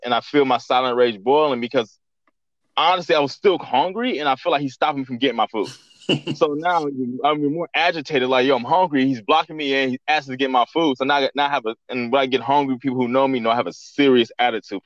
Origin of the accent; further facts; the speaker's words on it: Central California, United States; now in Los Angeles, United States; I'm not originally from Los Angeles. I'm from like Central California, which is like 3 hours away from Los Angeles.